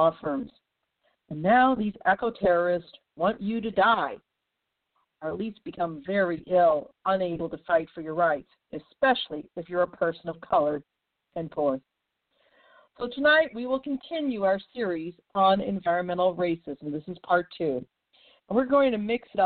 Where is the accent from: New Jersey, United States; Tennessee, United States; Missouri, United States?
Missouri, United States; St. Louis; my hometown of St. Louis, Missouri